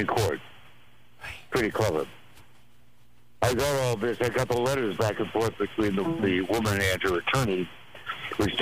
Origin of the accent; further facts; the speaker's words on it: Walla Walla, Washington, United States; Walla Walla, Washington, my hometown